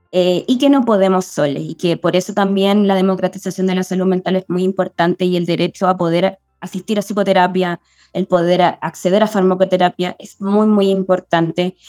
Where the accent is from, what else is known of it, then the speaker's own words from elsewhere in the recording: La Serena, Coquimbo, Chile; now in Santiago, Chile; viví 15 años en La Serena, nací en Santiago, viví 15 años en La Serena y me fui y siempre quise volver a Santiago.